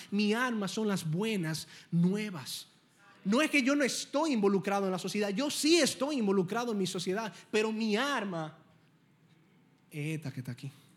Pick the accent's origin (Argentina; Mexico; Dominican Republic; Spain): Dominican Republic; Primero yo soy cristiano y luego yo soy dominicano